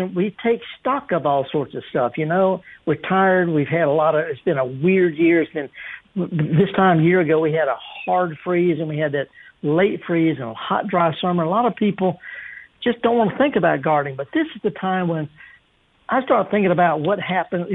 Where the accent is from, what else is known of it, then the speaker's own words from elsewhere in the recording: the South, United States; I'm just from the South